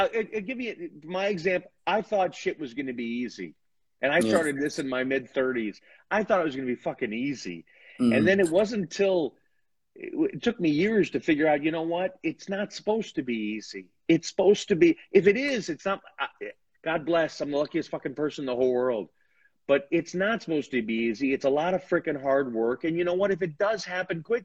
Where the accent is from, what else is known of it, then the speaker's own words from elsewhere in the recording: Chicago, Illinois, United States; I'm from Chicago